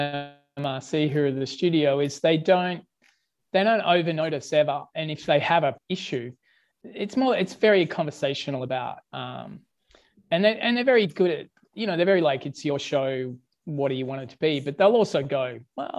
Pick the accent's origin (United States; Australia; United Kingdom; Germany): Australia; I'm Australian